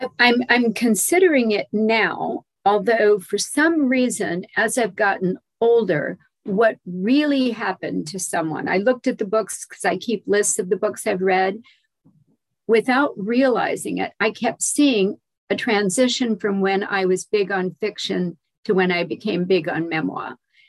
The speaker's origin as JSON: {"language": "English", "region": "Louisiana", "country": "United States", "said": "remember, I'm from Louisiana, and I was the daughter of a military officer."}